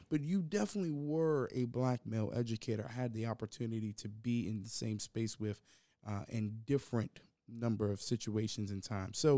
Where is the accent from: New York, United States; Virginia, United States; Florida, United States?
Virginia, United States; Hampton; born and raised in Hampton, Virginia